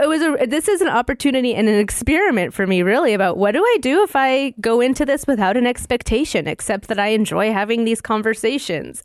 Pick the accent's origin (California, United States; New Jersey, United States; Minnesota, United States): Minnesota, United States; northern; also born or lived in Alaska; I was raised on a bison ranch in northern Minnesota